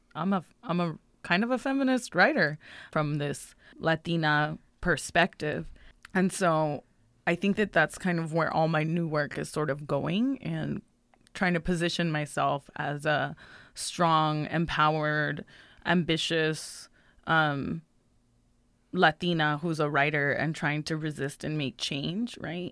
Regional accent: Inglewood, California, United States; I'm a Salvadoran American poet from Inglewood, California

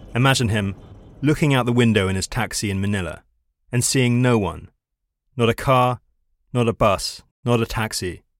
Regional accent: London, United Kingdom; moved away as an adult; now in Copenhagen, Denmark; it's where I decided to make my home a few years ago, after growing up in London

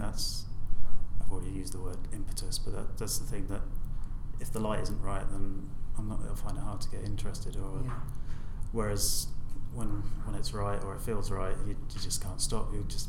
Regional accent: Horsham, South East England, United Kingdom; Yeah, I mean, I grew up in North Horsham, which, I mean, I don't know what it's like now, but I can honestly say I didn't really enjoy a lot of my time there.

